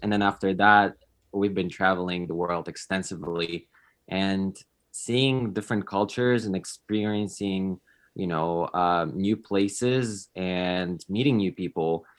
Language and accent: English; Poland; moved away as an adult; also born or lived in California; now in United States; I moved to, to the United States because I'm originally from Poland